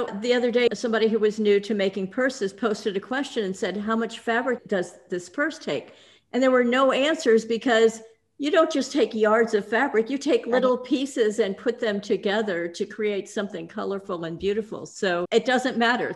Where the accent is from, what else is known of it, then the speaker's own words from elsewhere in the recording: Houston, Texas, United States; Houston is my hometown